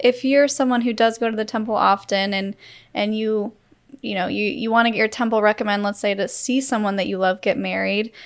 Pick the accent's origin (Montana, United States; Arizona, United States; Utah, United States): Utah, United States; we grew up in Utah